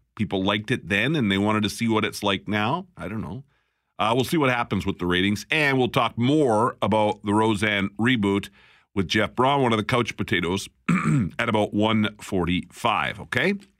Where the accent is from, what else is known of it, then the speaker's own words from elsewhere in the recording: Alberta, Canada; now in Winnipeg, Canada; I'm from Alberta.